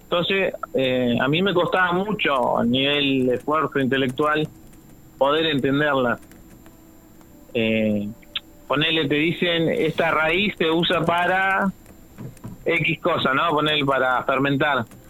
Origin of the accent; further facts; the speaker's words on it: Buenos Aires, Argentina; now in Chubut, Argentina; yo soy de Buenos Aires, de chico siempre tuvimos huertas